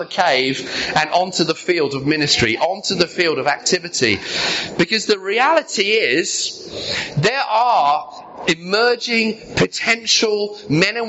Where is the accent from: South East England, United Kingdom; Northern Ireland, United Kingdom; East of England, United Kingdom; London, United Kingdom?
South East England, United Kingdom; Sussex; also born or lived in Brighton; I was living in Brighton at the time. I grew up in Sussex.